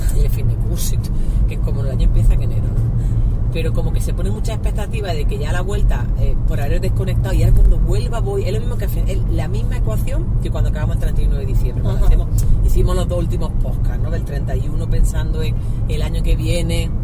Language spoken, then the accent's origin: Spanish; Andalusia, Spain; also born or lived in El Salvador; now in Madrid, Spain; aparte de ser andaluza, que eso ya me hace estar en mi tierra